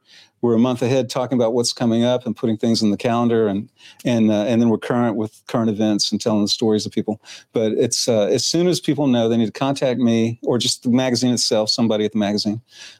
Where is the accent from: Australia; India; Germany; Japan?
Germany; now in Clarksville, United States; I was born in Germany.